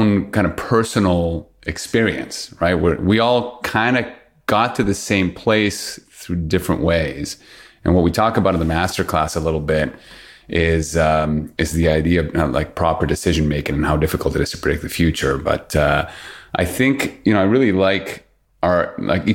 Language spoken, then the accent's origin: English; Peru; my background is born and raised in Peru.